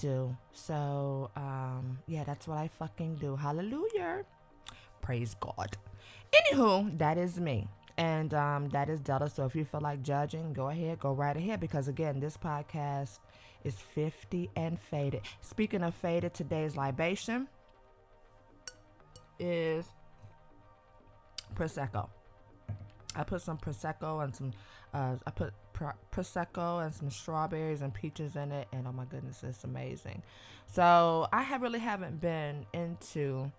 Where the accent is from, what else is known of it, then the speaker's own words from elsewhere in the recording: Cleveland, Ohio, United States; also born or lived in New York / New Jersey / Atlanta, Georgia; now in Los Angeles, United States; I'm from Cleveland, Ohio